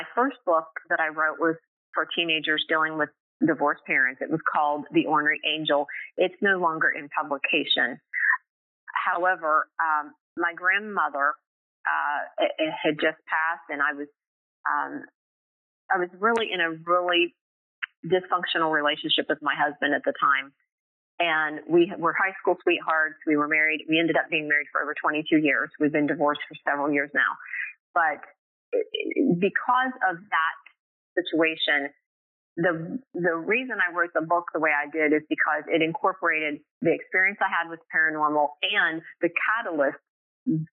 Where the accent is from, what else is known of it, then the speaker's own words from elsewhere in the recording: Middleport, Ohio, United States; moved away; I grew up in Ohio, a little town called Middleport, Ohio.